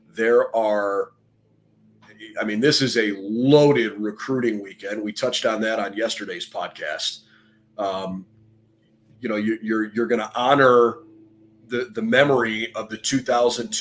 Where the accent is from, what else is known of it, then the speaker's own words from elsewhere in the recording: Cleveland, Ohio, United States; growing up in Cleveland